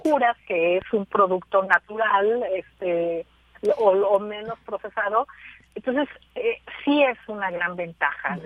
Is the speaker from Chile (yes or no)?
no; Mexico